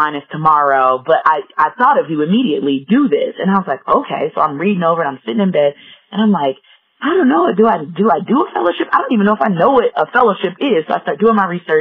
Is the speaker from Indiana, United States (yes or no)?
yes; Gary, Indiana, United States; moved away as an adult; now in Colorado Springs, United States; We grew up in Gary, Indiana together. We went to middle school, high school together